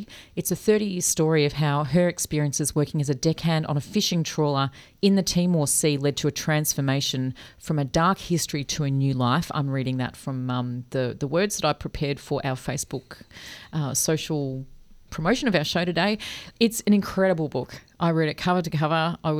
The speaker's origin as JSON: {"language": "English", "town": "Doncaster", "region": "Victoria", "country": "Australia", "tie": "born or raised there", "said": "I remember I grew up in Doncaster and there was frost everywhere."}